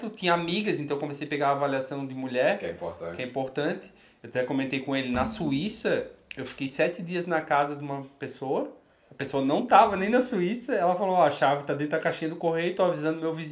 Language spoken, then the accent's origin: Portuguese; Florianópolis, Santa Catarina, Brazil; also born or lived in Rio Grande do Sul / Curitiba / São Paulo; eu sou de Floripa, eu morei no, Rio Grande, no